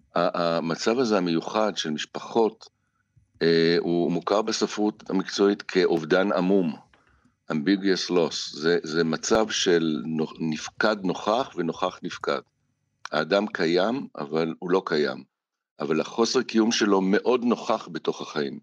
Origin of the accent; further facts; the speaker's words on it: Israel; נולדתי עשר שנים בדיוק ב- ב- בישראל